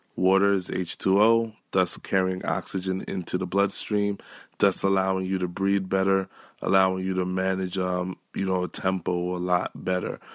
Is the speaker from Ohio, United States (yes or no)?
no; New York City, New York, United States; regular kid from Canarsie